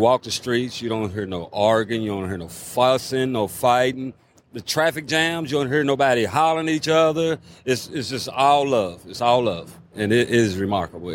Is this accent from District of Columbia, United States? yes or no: no; Louisville, Kentucky, United States; born and raised here